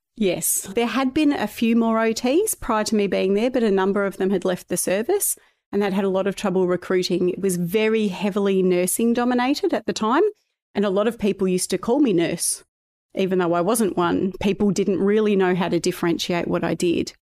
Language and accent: English; Ballarat, Victoria, Australia; also born or lived in Melbourne; I was born in Melbourne, but I was raised from two years of age in Ballarat in Victoria